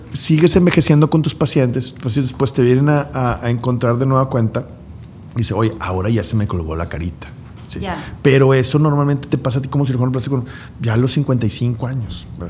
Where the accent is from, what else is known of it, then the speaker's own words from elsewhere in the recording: Guadalupe, Nuevo León, Mexico; somos guadalupecas